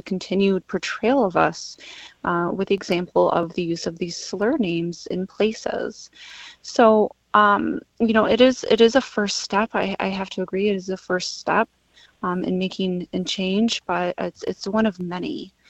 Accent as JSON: {"language": "English", "town": "Traverse City", "region": "Michigan", "country": "United States", "said": "I'm more particularly from the Grand Traverse Band of Odawa and Ojibwe in Traverse City."}